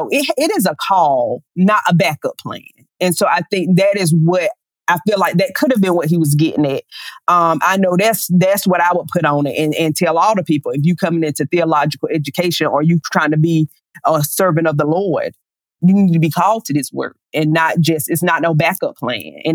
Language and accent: English; Lower Alabama, United States; I proudly tell people I'm from Lower Alabama.